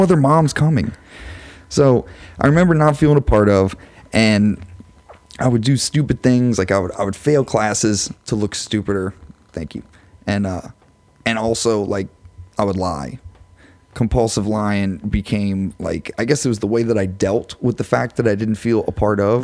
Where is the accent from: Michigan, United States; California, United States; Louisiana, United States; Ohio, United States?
Louisiana, United States; LaPlace; I'm from Laplace